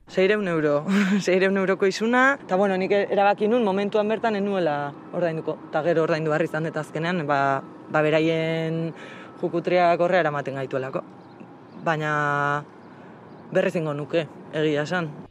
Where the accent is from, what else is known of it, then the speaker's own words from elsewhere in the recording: Basque Country, Spain; Euskal Herrian bizi naiz, Euskalduna naiz, emakumea naiz eta langilea naiz